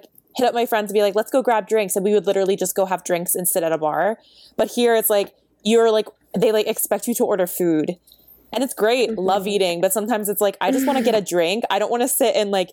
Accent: Maryland, United States; moved away as an adult; now in Korea; I'm from Maryland

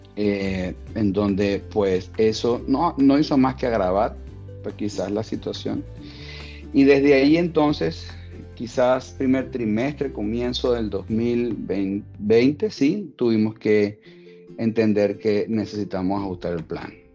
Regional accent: Venezuela; moved away as an adult; en mi país natal, en Venezuela

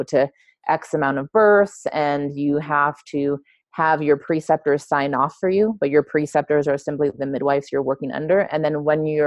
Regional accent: Los Angeles, California, United States; moved away as an adult; also born or lived in Mexico; I grew up in LA. I grew up in Southern California, and I grew up in close proximity to the border with Mexico.

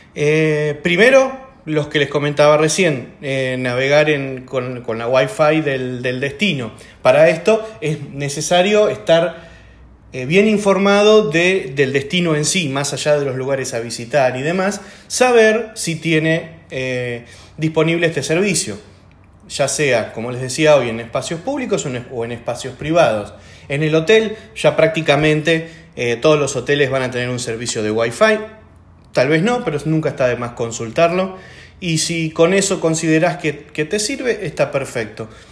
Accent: Argentina; como el nuestro, por ejemplo, como Argentina

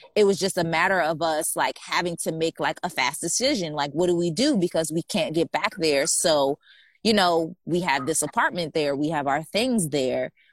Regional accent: United States; moved away as an adult; also born or lived in Wuhan; we're American citizens, but we're not American residents

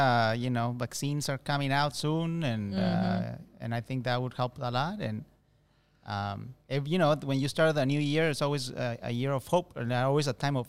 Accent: Mexico; also born or lived in United States; now in Shenzhen, China; From Mexico originally.

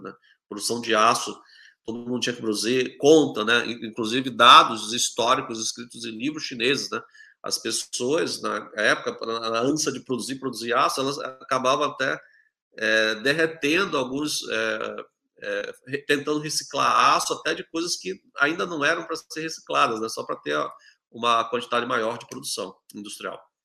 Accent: Manaus, Amazonas, Brazil; moved away as an adult; now in China; eu sou do, da região norte do Brasil, tá, de, de, de Manaus

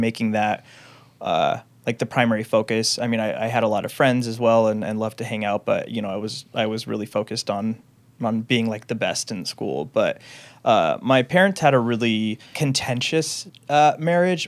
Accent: Renton, Washington, United States; also born or lived in Seattle, Washington; I grew up in the Renton, Washington area

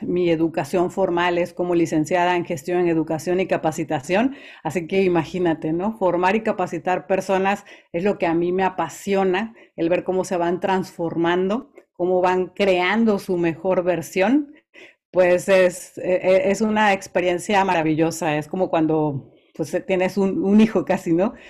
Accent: Veracruz, Mexico; yo soy originaria del puerto de Veracruz, así que soy jarocha

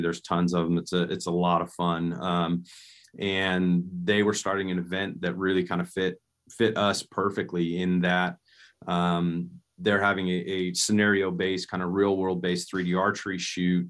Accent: Nebraska, United States; I grew up in Nebraska

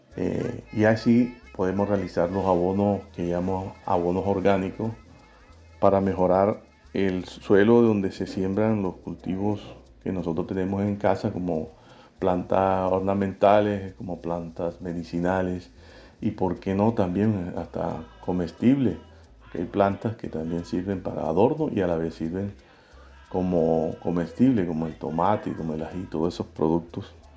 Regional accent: San Juan Nepomuceno, Bolívar, Colombia; nacido y criado en los Montes de María, más exclusivamente en el municipio de San Juan Nepomuceno

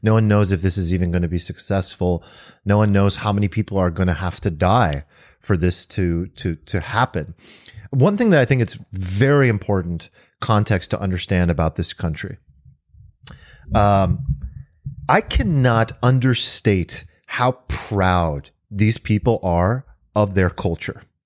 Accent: California, United States; I'm an American, born and raised in California

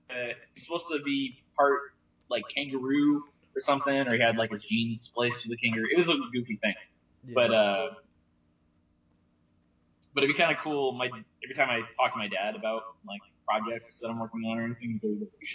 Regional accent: Western New York, United States; now in Texas, United States; I grew up in Western New York

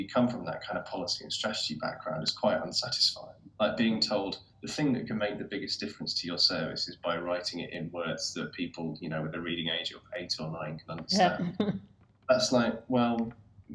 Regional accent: United Kingdom; as British people

